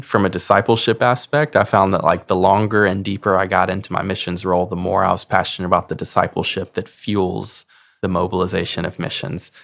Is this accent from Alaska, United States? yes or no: no; Clarksville, Tennessee, United States; I am from Clarksville, Tennessee